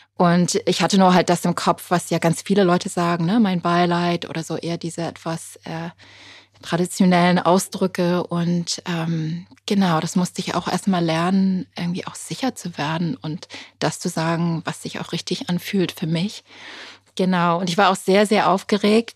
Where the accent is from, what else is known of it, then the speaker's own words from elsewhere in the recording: United Kingdom; German is a second language; moved away; Ich bin ja gebürtige Britin.